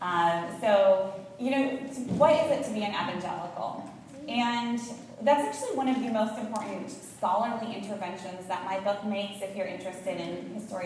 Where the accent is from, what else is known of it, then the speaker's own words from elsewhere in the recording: Iowa, United States; I grew up in a small town in Iowa with one bookstore